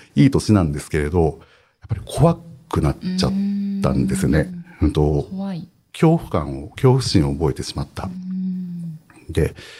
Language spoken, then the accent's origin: Japanese; Hokkaido, Japan; 僕は北海 道育ちです